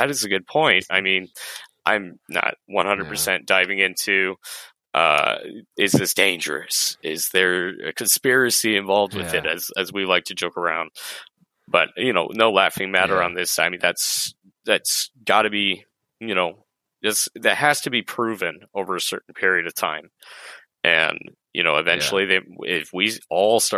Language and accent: English; Colorado, United States; moved away; I actually was born and raised in Colorado